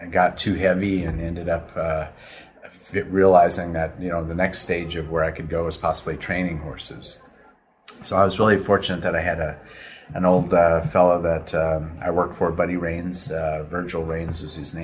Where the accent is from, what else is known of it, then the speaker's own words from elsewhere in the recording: Minnesota, United States; now in Wellington, United States; I grew up in Minnesota out in the middle of nowhere, and we always had horses and mules